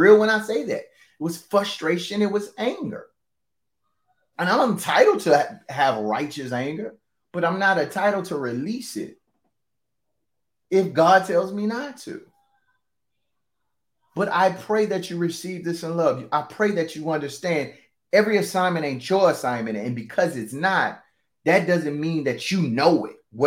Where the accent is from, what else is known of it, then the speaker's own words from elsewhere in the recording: the Bible Belt, Southern United States, United States; I'm from the Bible Belt.